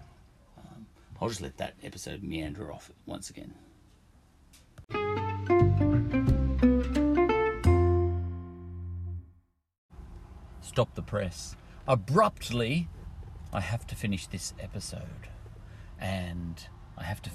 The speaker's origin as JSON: {"language": "English", "country": "Ireland", "moved": "yes", "lives_now": "Australia", "said": "me just being an Irish smart ass"}